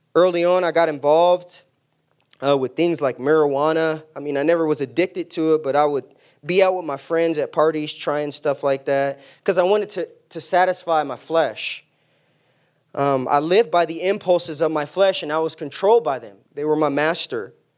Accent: San Diego, California, United States; moved away; I grew up in San Diego in an immediate family of four.

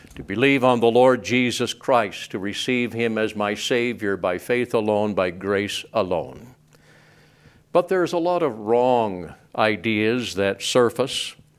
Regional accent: Cardwell, Montana, United States; also born or lived in Whitehall, Montana; I was raised in Cardwell, Montana

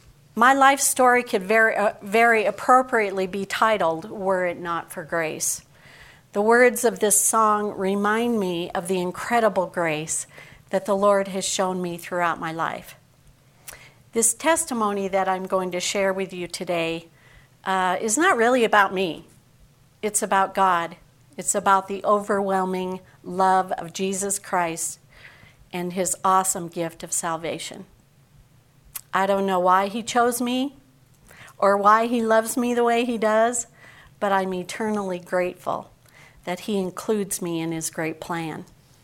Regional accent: Henderson, Nevada, United States; born there; I was born in Henderson, Nevada, which is a suburb of Las Vegas.

